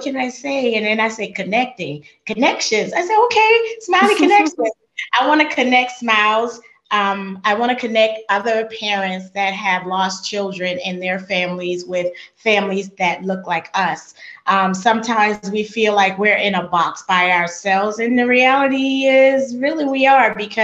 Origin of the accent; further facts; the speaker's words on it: Charleston, South Carolina, United States; moved away as an adult; now in Georgia, United States; I'm not from Georgia. I've only been to Georgia 5 years. I'm from Charleston, South Carolina